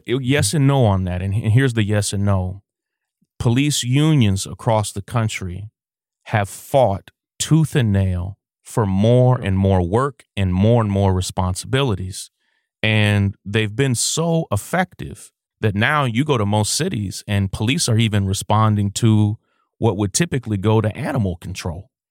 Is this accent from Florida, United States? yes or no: no; Kentucky, United States; We're from a small town in Kentucky